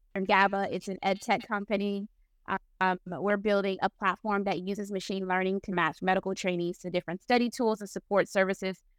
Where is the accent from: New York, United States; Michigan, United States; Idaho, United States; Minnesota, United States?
Michigan, United States; Flint; I'm from Flint, Michigan